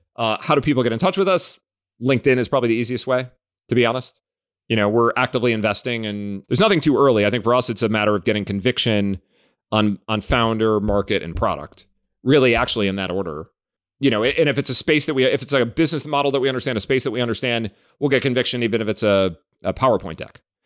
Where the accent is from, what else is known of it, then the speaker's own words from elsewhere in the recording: Cleveland, Ohio, United States; I grew up in Cleveland